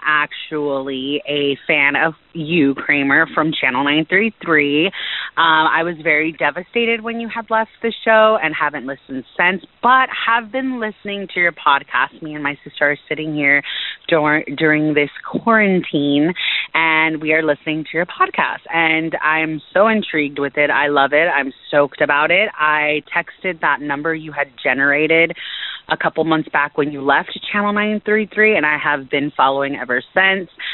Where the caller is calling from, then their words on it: San Diego, California, United States; I am calling from San Diego, California